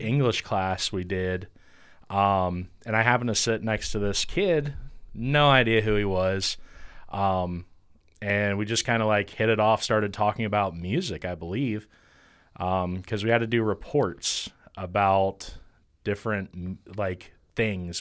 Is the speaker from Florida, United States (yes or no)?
no; Chillicothe, Ohio, United States; I grew up in Chillicothe, or Pillicothe, for, for those that know where that's